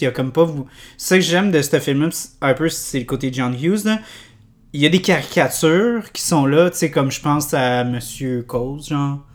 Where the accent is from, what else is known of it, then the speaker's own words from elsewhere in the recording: Canada; nous, on est, quand on est enfant, on est Canadien